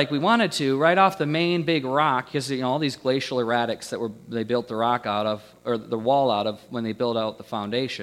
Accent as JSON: {"language": "English", "country": "United States", "tie": "born or raised there", "said": "The house that I grew up in, you know, about 20 miles down the road from here, I grew up on Stony Creek"}